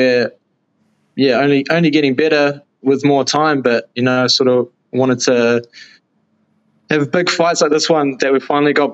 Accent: New Zealand; I started off in my hometown, still here

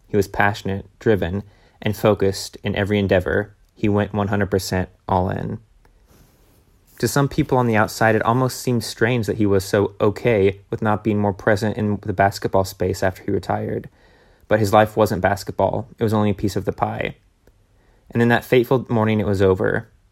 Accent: Tennessee, United States; we were growing up in Tennessee

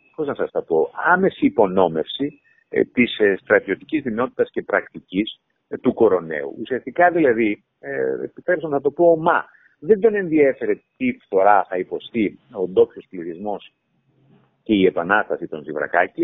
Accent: Chania, Crete, Greece; είμαι χανιώτης

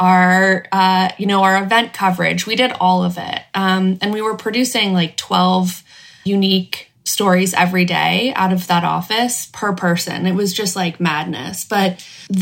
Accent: Los Angeles, California, United States; I grew up in Los Angeles

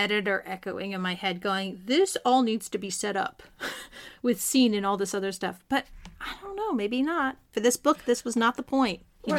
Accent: California, United States; I'm Californian.

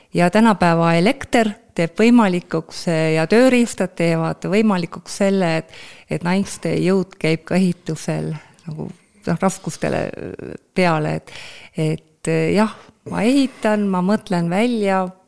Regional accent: Elva, Tartu County, Estonia; sündisin Elvas, äh, Lõuna-Eestis, väike linn

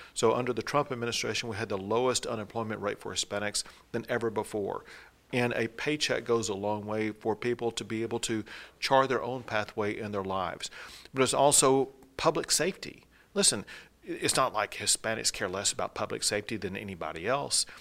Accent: East Texas, United States; also born or lived in Dallas area, Texas; when I was a kid growing up in East Texas

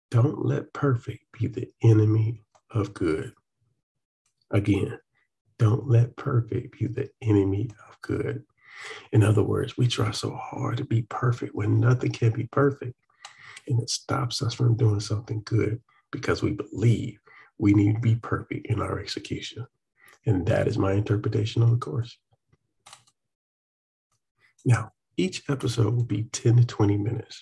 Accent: Atlanta, Georgia, United States; I'm from Atlanta

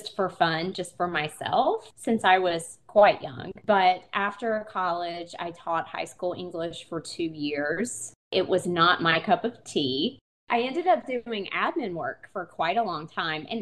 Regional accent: Eastern North Carolina, United States; now in Asheville, United States; I am from Eastern North Carolina.

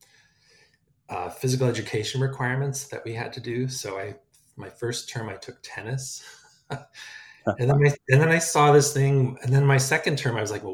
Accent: Rockland County, upstate New York, United States; moved away as an adult; also born or lived in Pennsylvania / Minnesota; I grew up in New York, upstate New York, just north of New York City, in Rockland County.

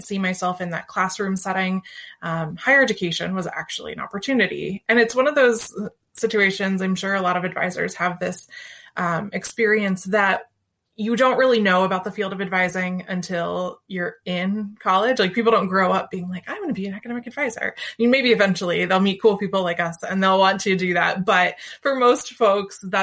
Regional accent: Central Ohio, United States; also born or lived in North Carolina; I'm from Central Ohio

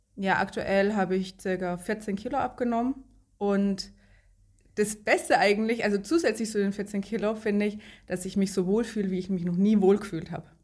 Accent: Lower Franconia, Bavaria, Germany; ich komme aus Unterfranken in Bayern. Zwischen Bamberg und Schweinfurt ist das, kleines Dorf, in dem ich wohne.

